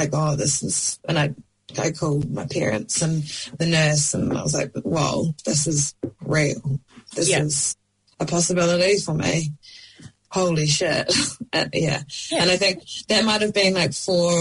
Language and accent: English; Auckland, New Zealand; I'm from Devonport in Auckland, and it's quite a musical community, really